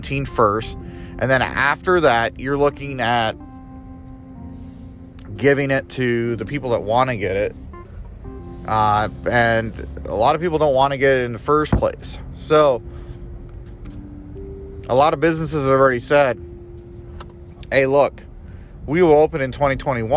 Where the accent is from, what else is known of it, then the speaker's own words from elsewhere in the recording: United States; I'm an American